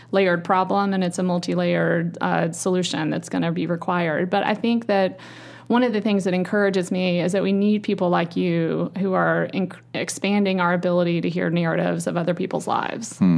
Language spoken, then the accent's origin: English; Roane County, East Tennessee, United States; also born or lived in Coral Gables, Florida; now in Nashville, United States; I grew up in sort of small town, rural Tennessee in the Roane County area on a big farm, but I was educated at a sort of a private wealthy school in Knoxville